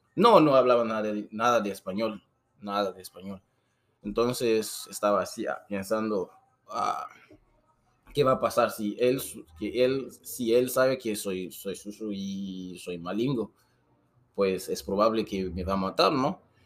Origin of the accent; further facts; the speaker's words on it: Guinea; Spanish is a second language; moved away as an adult; also born or lived in Brazil; now in Tijuana, Mexico; Esta persona también venía de mi país, de Guinea